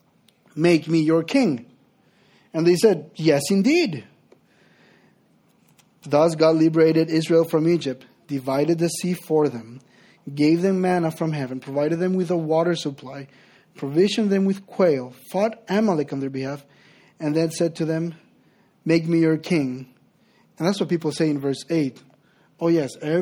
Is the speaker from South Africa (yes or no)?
no; Honduras; English is a second language; moved away as an adult; I'm originally from Honduras.